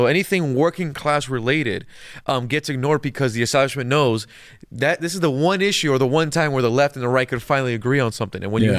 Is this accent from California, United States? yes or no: yes; California, United States; I mean, I'm from California, SoCal, so I'm from an area where, like, you even say hi to somebody, they'll do a double take